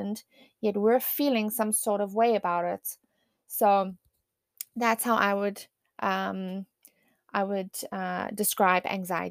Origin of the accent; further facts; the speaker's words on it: South Africa; moved away; I grew up in South Africa.